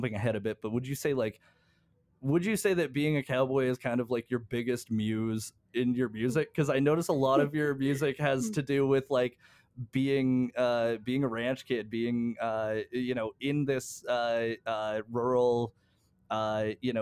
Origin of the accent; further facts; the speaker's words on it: Canada; I grew up in the Cypress Hills